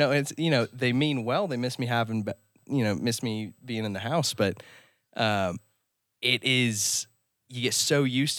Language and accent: English; Denver, Colorado, United States; now in Austin, United States; And, you know, I go to school in Austin, Texas. I'm from Denver, so I'm going a few states away.